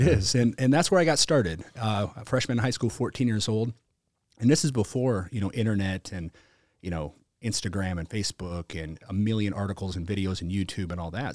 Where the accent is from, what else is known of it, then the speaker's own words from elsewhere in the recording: South Dakota, United States; I was from South Dakota